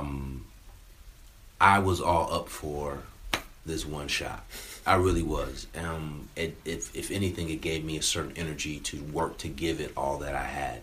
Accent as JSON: {"language": "English", "region": "California", "country": "United States", "tie": "born or raised there", "said": "I grew up in California"}